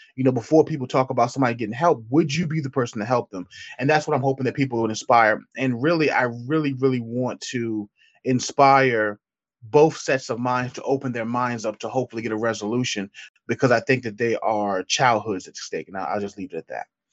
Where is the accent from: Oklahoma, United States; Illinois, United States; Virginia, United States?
Virginia, United States; Petersburg; now in Richmond, United States; I'm born and raised in, uh, Petersburg, Virginia